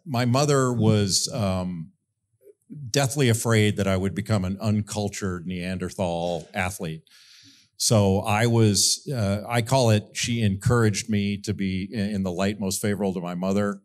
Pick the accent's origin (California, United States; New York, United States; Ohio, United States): California, United States; Rolling Hills; moved away; I grew up in a beautiful area of Southern California in Rolling Hills